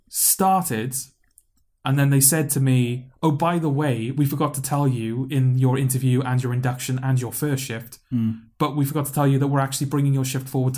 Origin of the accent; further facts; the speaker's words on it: Newport, Wales, United Kingdom; accent: Newport; my Newport accent